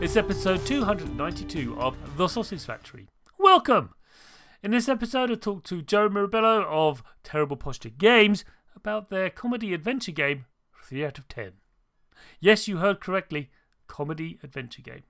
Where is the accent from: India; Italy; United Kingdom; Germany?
United Kingdom; I am British